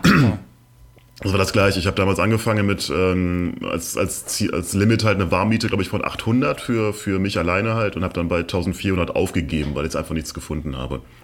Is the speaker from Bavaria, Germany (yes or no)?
no; near Cologne, North Rhine-Westphalia, Germany; also born or lived in Mannheim; now in Berlin, Germany; ich bin in der Nähe von Köln aufgewachsen